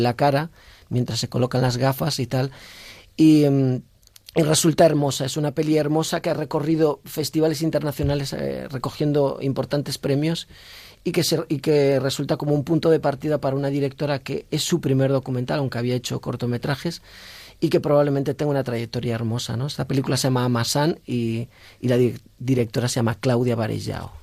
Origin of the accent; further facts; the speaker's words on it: Galicia, Spain; yo soy gallego